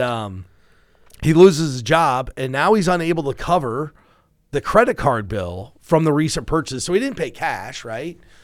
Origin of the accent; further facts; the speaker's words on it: Iowa, United States; we're from Iowa